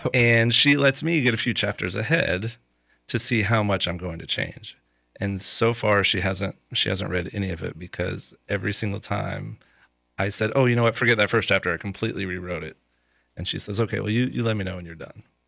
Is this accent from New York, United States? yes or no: no; Lakeland, Florida, United States; I'm from Lakeland, and the majority of people that I know and the reach that I have is in Lakeland.